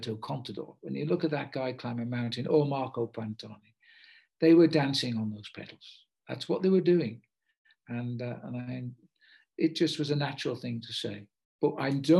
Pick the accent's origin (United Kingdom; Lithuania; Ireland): United Kingdom; also born or lived in Liverpool / Africa; I'm British